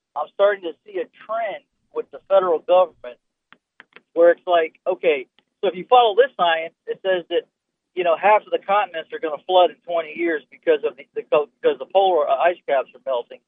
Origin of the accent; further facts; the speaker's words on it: Florida, United States; I'm born and raised in Florida.